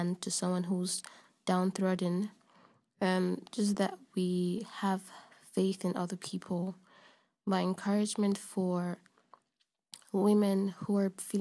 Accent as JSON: {"language": "English", "region": "Lagos", "country": "Nigeria", "moved": "yes", "lives_now": "Paris, France", "said": "I'm from Nigeria, Lagos, Nigeria"}